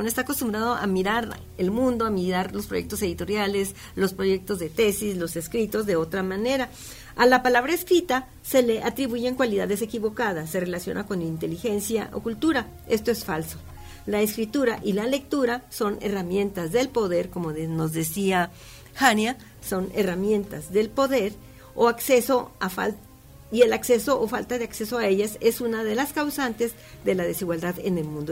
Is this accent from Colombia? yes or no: no; Mexico; nosotros como mexicanos